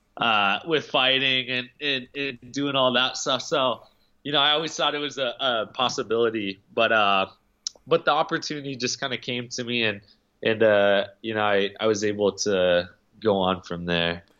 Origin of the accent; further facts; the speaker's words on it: Alaska, United States; I grew up in Alaska